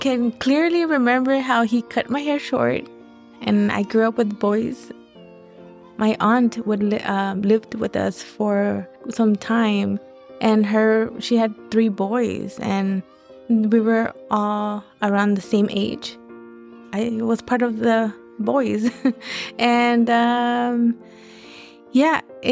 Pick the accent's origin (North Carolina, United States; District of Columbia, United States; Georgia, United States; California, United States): California, United States; Los Angeles; I was born in Los Angeles, South LA to be exact. I went to elementary in that area and middle school.